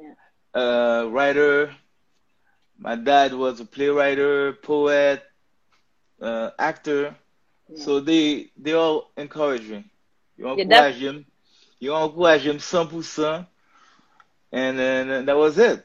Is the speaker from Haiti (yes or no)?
yes; Haiti; English is a second language; now in United States; Even though I was born here, I kind of like grew up in Haiti